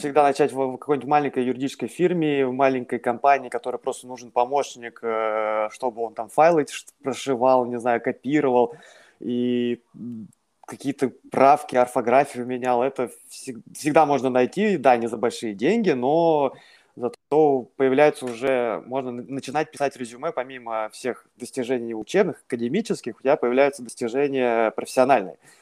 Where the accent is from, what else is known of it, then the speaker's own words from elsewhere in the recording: Siberia, Russia; moved away as an adult; also born or lived in Tomsk, Russia / Moscow, Russia; now in London, United Kingdom; я оригинали э, из Сибири, где, собственно, родился, вырос, э, закончил школу